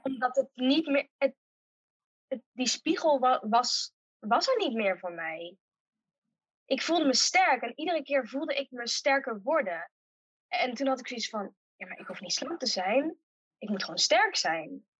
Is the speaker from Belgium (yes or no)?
no; Uden, North Brabant, Netherlands; also born or lived in Tilburg; geboren en getogen in Uden